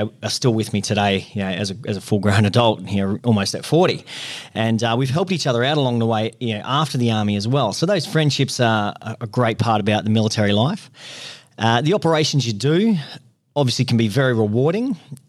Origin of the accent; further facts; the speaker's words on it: Queensland, Australia; also born or lived in Northern Territory; Yeah, well, mate, I grew up sort of in the Northern Territory in central Queensland, a bit of a country kid.